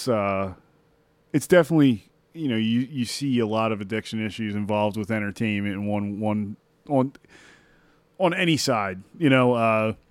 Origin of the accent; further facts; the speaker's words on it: Delaware County, Pennsylvania, United States; having grown up in Delaware County